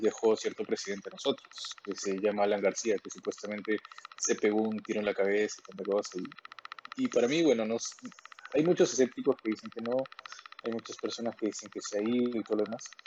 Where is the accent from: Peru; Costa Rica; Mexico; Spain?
Peru